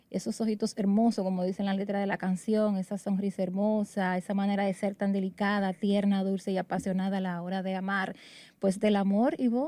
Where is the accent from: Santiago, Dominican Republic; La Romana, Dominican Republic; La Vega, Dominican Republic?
La Vega, Dominican Republic; Jarabacoa; en mi pueblo, en Jarabacoa.